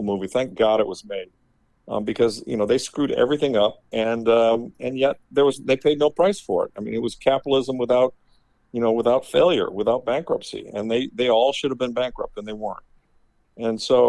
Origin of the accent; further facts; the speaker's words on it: Midwest, United States; moved away; growing up in the Midwest in the 60s and 70s